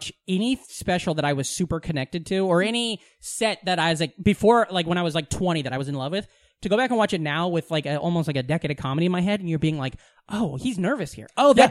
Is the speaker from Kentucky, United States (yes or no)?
no; Iowa, United States; every kid I know that was not just strictly white European growing up in Southwest Iowa fucking had it.